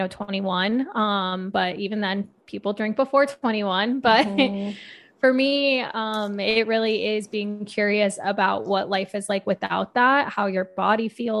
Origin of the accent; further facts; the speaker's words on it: Arizona, United States; I was born and raised in Arizona